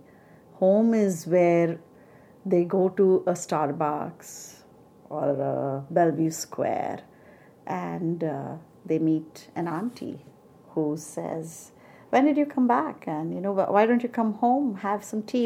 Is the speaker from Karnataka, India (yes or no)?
no; Jabalpur, Madhya Pradesh, India; moved away as an adult; now in United States; my dad had been transferred from Jabalpur, my hometown